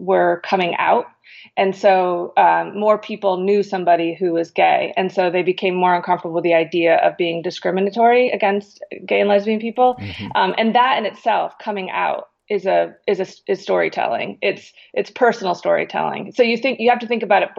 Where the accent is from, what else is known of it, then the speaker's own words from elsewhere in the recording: Connecticut, United States; I grew up in Connecticut